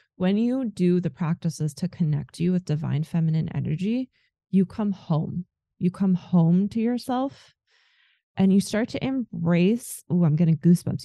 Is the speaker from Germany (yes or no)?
yes; Germany; also born or lived in America; now in United States; I am from Germany